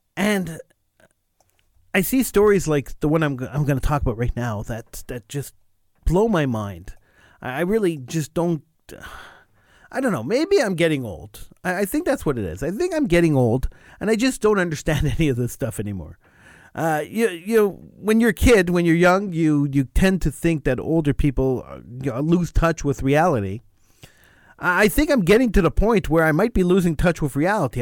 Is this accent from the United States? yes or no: no; Quebec, Canada; I'm an English-speaking Quebecer